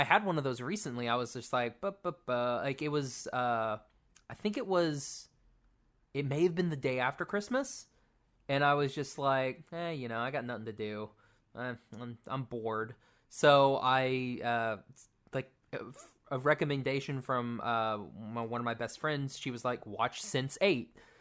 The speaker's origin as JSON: {"language": "English", "region": "Oklahoma", "country": "United States", "moved": "yes", "said": "I'm from Oklahoma where it gets below freezing."}